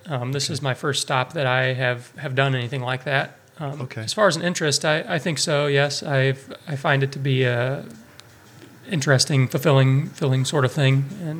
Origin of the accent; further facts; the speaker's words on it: Monroe County, Illinois, United States; moved away as an adult; also born or lived in Norfolk, Virginia; I grew up kind of in the greater St. Louis area on the Illinois side of the river.